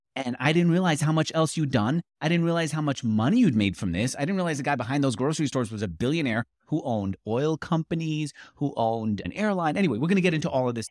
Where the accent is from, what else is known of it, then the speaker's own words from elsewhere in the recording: New York, United States; moved away as an adult; also born or lived in California; now in Austin, Texas, United States; I grew up in New York